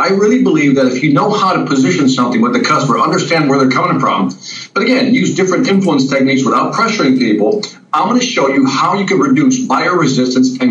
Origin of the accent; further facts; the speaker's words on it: Chicago, Illinois, United States; I'm from Chicago